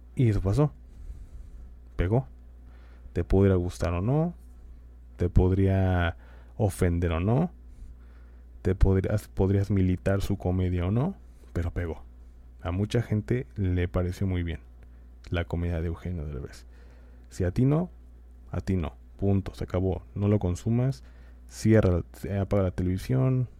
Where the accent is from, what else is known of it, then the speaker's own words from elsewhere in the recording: Mexico; los derechos que tenemos como mexicanos